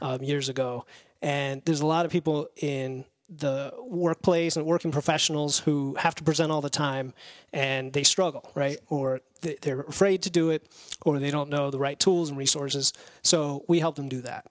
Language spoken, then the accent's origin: English; Florida, United States; moved away as an adult; also born or lived in New York; now in Windsor Locks, United States; we grew up in Florida